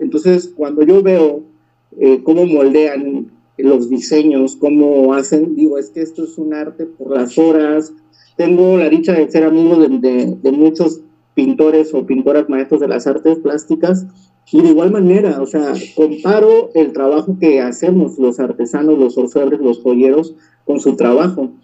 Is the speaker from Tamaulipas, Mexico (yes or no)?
no; Veracruz, Mexico; also born or lived in San Francisco Ixhuatán, Oaxaca / Juchitán de Zaragoza, Oaxaca; now in Oaxaca, Mexico; yo soy originario de San Francisco Izhuatán, eh, de, pertenezco al municipio de Cuchitán de Zaragoza, ahí nací. Sin embargo, yo eh, eh, me crié en el estado de Veracruz por trabajo de mi papá.